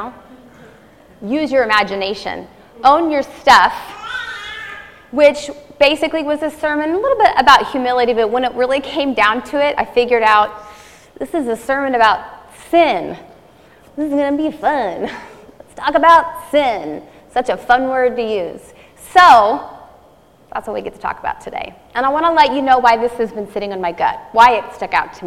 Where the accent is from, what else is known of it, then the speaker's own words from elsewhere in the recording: Indiana, United States; moved away; We are from Indiana, all of our family lives there